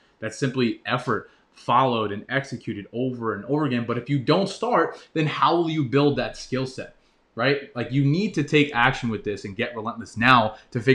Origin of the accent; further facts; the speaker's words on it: New York, United States; I grew up in New York